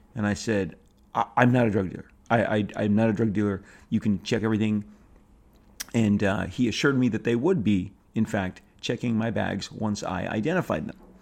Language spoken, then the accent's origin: English; Orange County, California, United States; grew up in a pretty, you know, contained bubble in Orange County